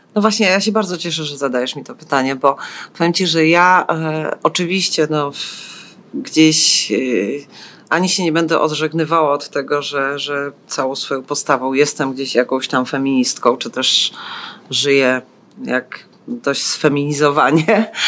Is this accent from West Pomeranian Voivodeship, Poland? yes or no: no; Silesian Voivodeship, Poland; also born or lived in eastern Poland (ancestry); now in Kraków, Poland; Z pochodzenia jestem ze wschodu, z urodzenia ze Śląska, a tylko z wyboru Krakus.